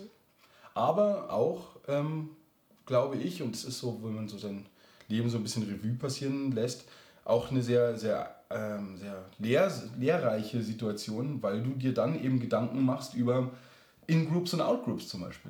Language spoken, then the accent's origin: German; Lower Bavaria, Germany; also born or lived in Munich; ich bin auch in München geboren, aber dann in Niederbayern ähm, aufgewachsen, auf dem Land